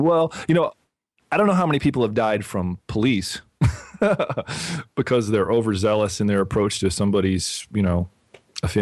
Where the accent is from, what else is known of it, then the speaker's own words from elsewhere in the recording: Illinois, United States; being born in Illinois